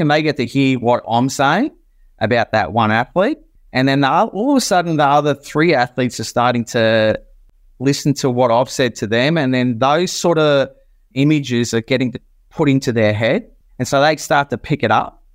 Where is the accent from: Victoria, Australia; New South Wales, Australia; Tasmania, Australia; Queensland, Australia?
Queensland, Australia; also born or lived in Port Adelaide; born and bred in Queensland